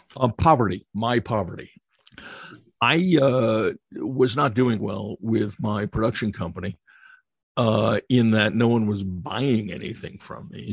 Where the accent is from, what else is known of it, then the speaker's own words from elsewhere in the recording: United States; moved away as an adult; also born or lived in London / Frankfurt / Budapest; I was as xenophobic as any American